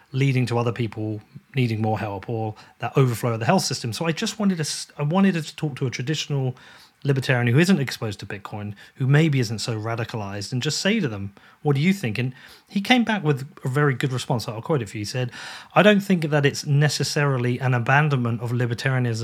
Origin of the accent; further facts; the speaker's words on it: United Kingdom; a British person